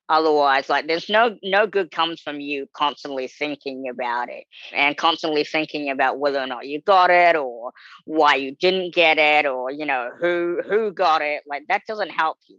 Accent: New Zealand; moved away as an adult; now in United States; being this small little kid growing up in New Zealand

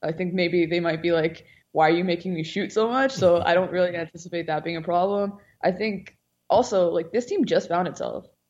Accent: Edmonton, Alberta, Canada; growing up in Edmonton

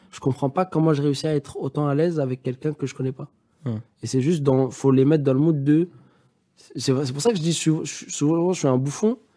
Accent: Paris, Île-de-France, France; Il euh, faut savoir que moi, je viens de Paris et que ce soir, j'ai nulle part où dormir.

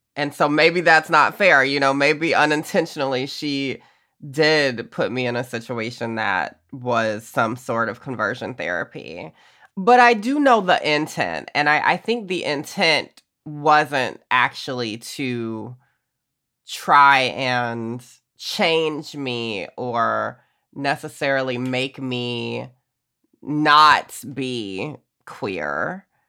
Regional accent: Augusta, Georgia, United States; growing up in Georgia

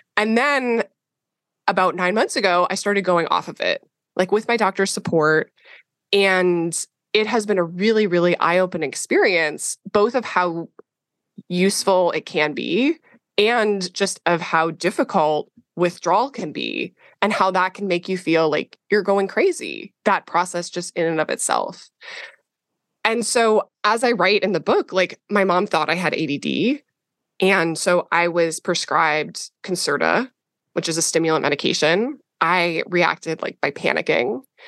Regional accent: Minnesota, United States; I grew up in Minnesota

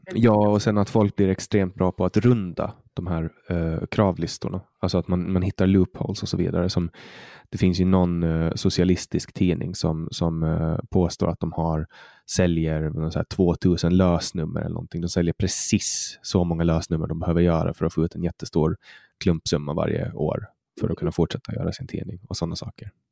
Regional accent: Åland Islands; jag är född och uppvuxen på Åland

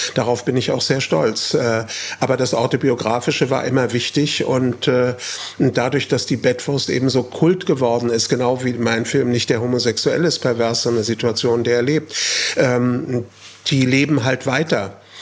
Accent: Frankfurt, Hesse, Germany; nach Braunheim, Stadtteil von Frankfurt, wo ich aufgewachsen bin

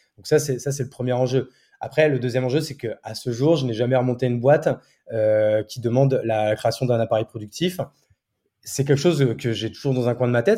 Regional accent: Marne, Champagne-Ardenne, Grand Est, France; also born or lived in Paris / Reims; mes parents ont voulu euh, déménager. Donc, du coup, euh, adolescent, enfin, enfance, adolescence et jusqu'au bac, euh, je suis dans la Marne

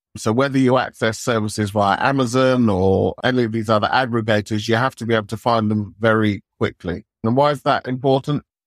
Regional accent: United Kingdom; we're British

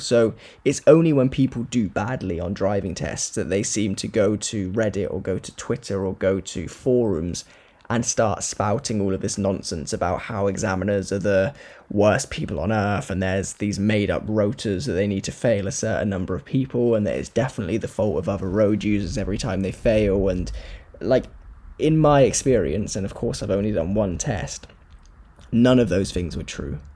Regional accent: Corby, East Midlands, United Kingdom; also born or lived in Wales; I'm from Corby, but work in Wales.

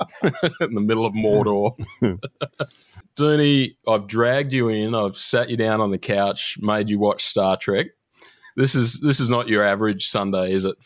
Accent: Australia; I remember I was about 3 years old. First sort of memory of, you read all the storybooks and all the TV shows and Christmas movies and it's all snow. And then, of course, Australia, it's the height of summer and just got up.

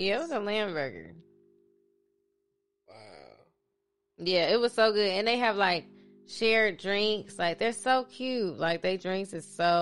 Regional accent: Chicago, Illinois, United States; I'm from Chicago

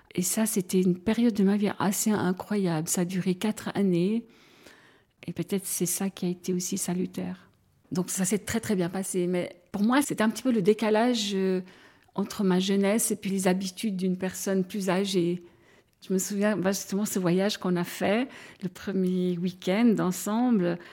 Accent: Broye, Vaud, Switzerland; now in Fribourg, Switzerland; j'habite à Fribourg, mais je suis euh, vaudoise en réalité, je viens de la Broye

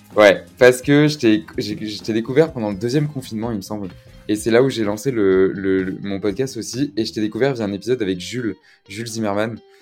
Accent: Gironde, Nouvelle-Aquitaine, France; je viens de Gironde

